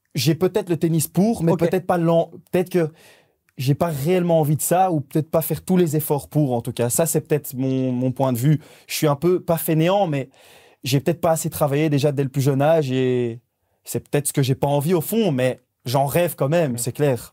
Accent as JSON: {"language": "French", "country": "Belgium", "said": "on est des Belges"}